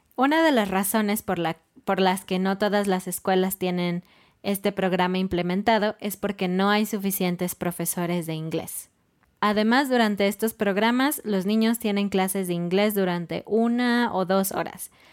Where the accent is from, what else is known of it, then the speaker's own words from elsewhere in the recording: Mexico City, Mexico; now in Querétaro, Mexico; nosotros somos de Ciudad de México y ahora estamos en Querétaro